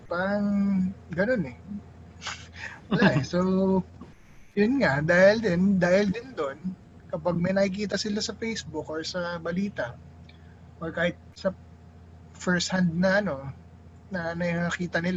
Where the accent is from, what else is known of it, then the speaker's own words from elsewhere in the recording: Ilocos Region, Philippines; Kunwari, ako, Ilocano. Ilocano ako. Ilocano ako.